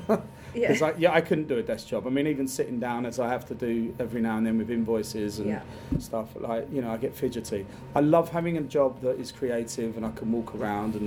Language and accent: English; Dartford, South East England, United Kingdom; also born or lived in Peckham / Bermondsey; I was born and raised in Dartford, so the arsehole of Kent.